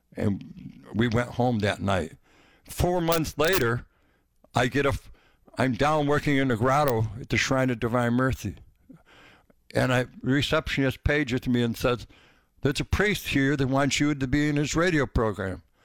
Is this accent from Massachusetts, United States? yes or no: yes; the Berkshires, Massachusetts, United States; The Berkshires